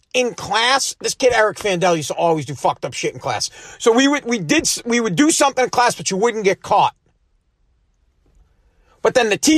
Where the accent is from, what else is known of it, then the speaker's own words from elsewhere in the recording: Woburn, Massachusetts, United States; I'm from Woburn